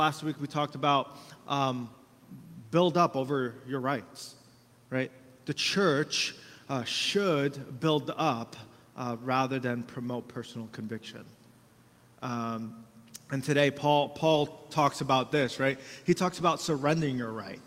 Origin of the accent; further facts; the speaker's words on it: United States; we got a lot of rights as Americans